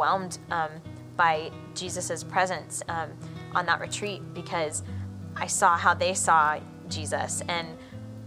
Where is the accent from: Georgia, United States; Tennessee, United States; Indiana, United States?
Georgia, United States; So I grew up in Georgia. I lived there practically all my life